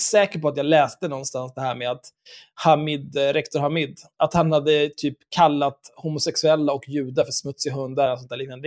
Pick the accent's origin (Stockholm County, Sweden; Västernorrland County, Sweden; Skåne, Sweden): Stockholm County, Sweden; Stockholm; när vi växte upp tillsammans på Söder